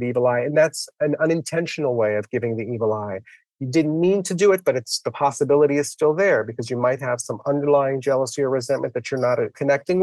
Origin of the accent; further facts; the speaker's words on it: New York City, New York, United States; I grew up in the Bronx. My parents are from Italy